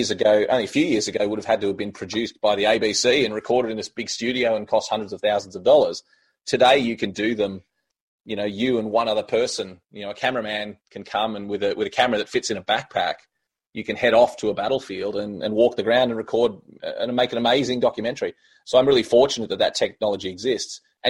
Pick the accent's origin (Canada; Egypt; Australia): Australia; West Wyalong, New South Wales; I grew up in West Wyalong in country New South Wales, about 2,500 people